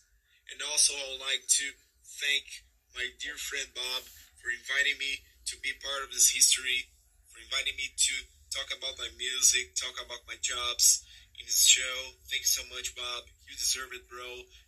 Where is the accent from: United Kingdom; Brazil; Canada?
Brazil; I'm a musician from Brazil